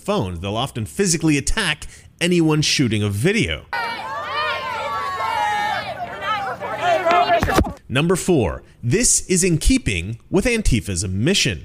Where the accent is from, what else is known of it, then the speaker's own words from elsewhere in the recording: Oregon, United States; I grew up in Oregon